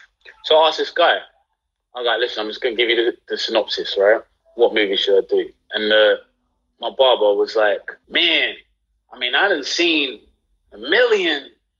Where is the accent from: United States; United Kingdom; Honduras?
United Kingdom; London; being from Southeast London, growing up in Peckham, which is like growing up in Peckham, being born in Peckham in 1991